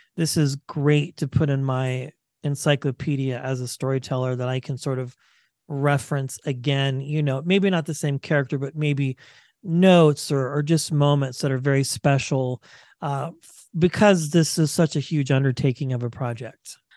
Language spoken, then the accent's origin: English; Kansas, United States; I grew up in Kansas